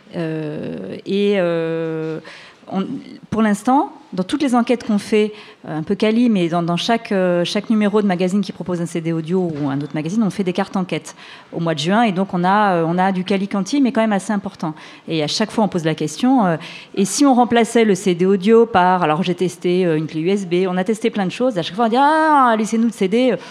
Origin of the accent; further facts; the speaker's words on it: France; chez nous en France